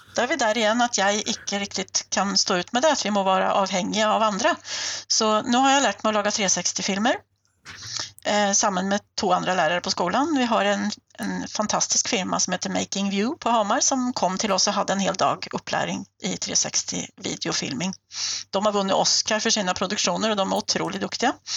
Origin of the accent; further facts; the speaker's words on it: Sweden; moved away as an adult; now in Norway; Jag är ju svensk och numera också norsk eh, statsborgare. Jag har bott i Norge i 23 år